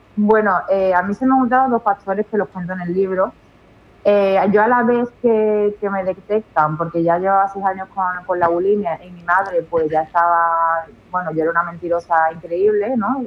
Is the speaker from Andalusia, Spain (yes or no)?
yes; Seville, Andalusia, Spain; moved away as an adult; now in Utrera, Spain; yo soy de Sevilla, me vine a Utrera